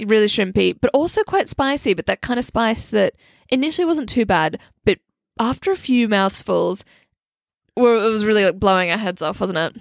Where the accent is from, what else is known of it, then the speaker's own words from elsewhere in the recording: Australia; now in London, United Kingdom; growing up in Australia, we're spoilt with a lot of amazing Thai food